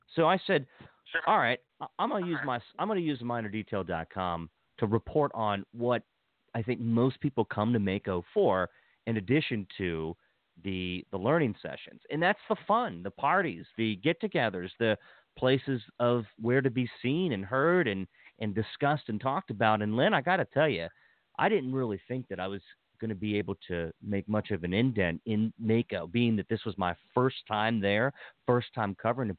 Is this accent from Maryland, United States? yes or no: yes; Washington County, Maryland, United States; now in Montgomery County, Maryland, United States; I grew up in Washington County and I live in Montgomery County